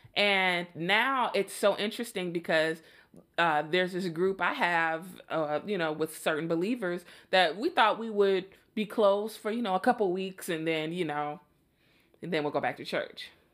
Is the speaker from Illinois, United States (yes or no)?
yes; Chicago, Illinois, United States; I'm from Chicago